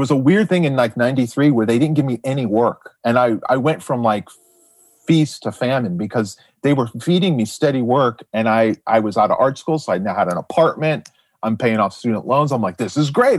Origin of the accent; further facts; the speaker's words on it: Jupiter, Florida, United States; I grew up in South Florida